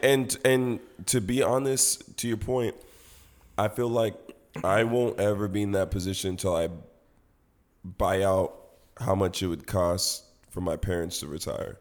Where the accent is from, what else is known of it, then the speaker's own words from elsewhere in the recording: Nigeria; I'm Nigerian